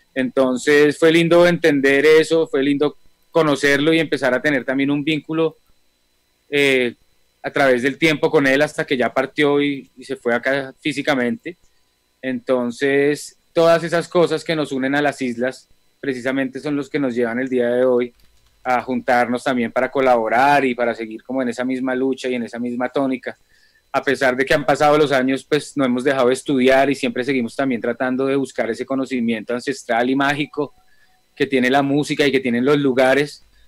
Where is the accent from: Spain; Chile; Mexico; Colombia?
Colombia